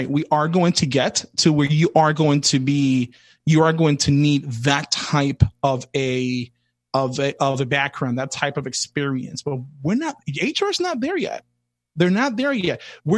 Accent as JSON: {"language": "English", "town": "New York City", "region": "New York", "country": "United States", "tie": "born or raised there", "said": "I grew up in the South Bronx in hip hop in the 80s, early 80s, all the way to early 90s"}